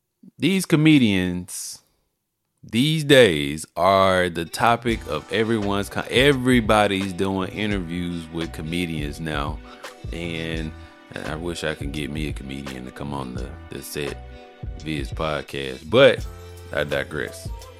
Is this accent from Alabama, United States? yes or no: yes; Alabama, United States; He's from my home state of Alabama.